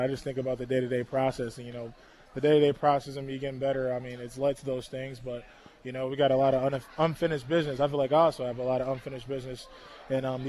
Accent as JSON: {"language": "English", "town": "Buffalo", "region": "New York", "country": "United States", "tie": "born or raised there", "said": "I grew up on the east side, on East Ferry, around East Ferry and Grider, East Ferry Projects"}